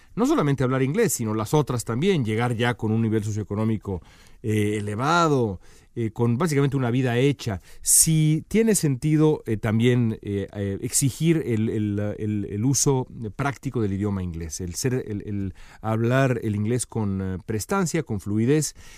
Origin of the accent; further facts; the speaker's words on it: Mexico; todos nosotros somos mexicanos